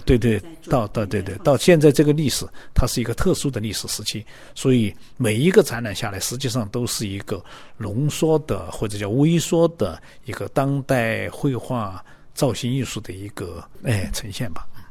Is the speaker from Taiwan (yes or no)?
no; Guizhou, China; 作为这个贵州的画家，可能的确是非常热爱自己生活的这片土地的